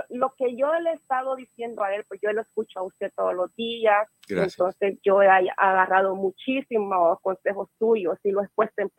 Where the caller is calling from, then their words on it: California, United States; Ah, ah de California.